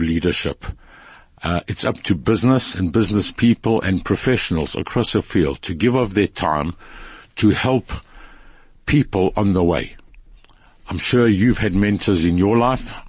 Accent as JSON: {"language": "English", "town": "Durban", "region": "KwaZulu-Natal", "country": "South Africa", "tie": "born or raised there", "said": "I grew up in Sydenham."}